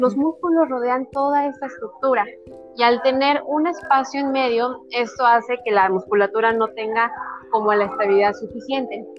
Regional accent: Hidalgo, Mexico; also born or lived in Mexico City; Sí, soy del estado de Hidalgo, de un pueblo alejado de la mano de Dios

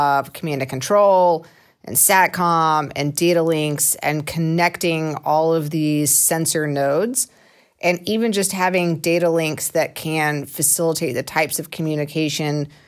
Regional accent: Georgia, United States; I'm from Georgia and we said buggy

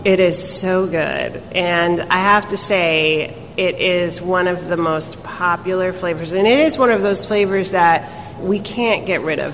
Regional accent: New York City, New York, United States; being a New Yorker and growing up here

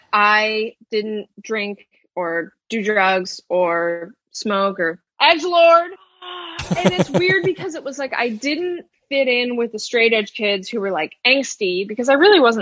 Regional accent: Albany, New York, United States; moved away as an adult; now in New York City, United States; I'm from Albany.

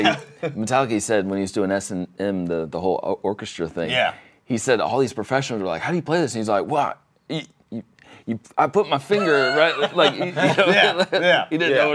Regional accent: Gainesville, United States; I wish they had that when I was like growing up in Gainesville.

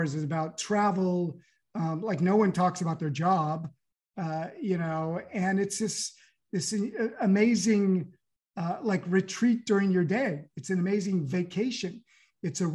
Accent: California, United States; moved away as an adult; now in Paris, France; I have a French passport, but I grew up in California

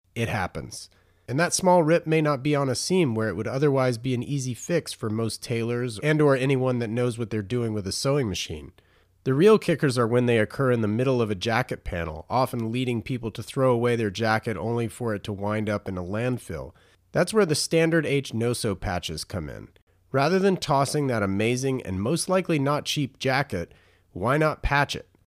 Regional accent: North Carolina, United States; moved away as an adult; also born or lived in Raleigh; now in California, United States; I was born and raised in North

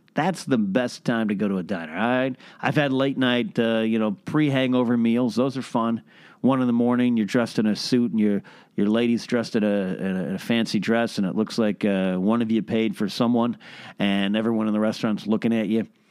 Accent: Arroyo Grande, California, United States; moved away; my hometown, my home area, Pismo Beach, Arroyo Grande, San Luis, we call ourselves the Central Coast

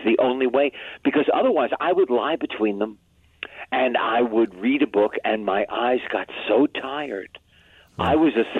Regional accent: United States; as an American citizen

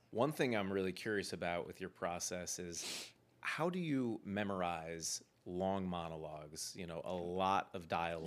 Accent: Cleveland, Ohio, United States; I did a lot of acting when I was a kid growing up in Cleveland

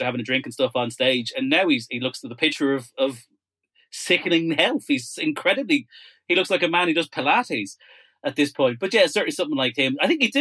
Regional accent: Ireland; I grew up in Ireland in the 1980s.

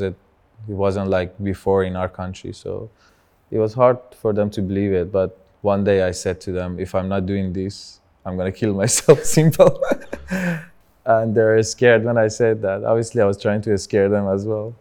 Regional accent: Tehran, Tehran Province, Iran; English is a second language; moved away; I started as a, one of the first Persian rappers from Tehran

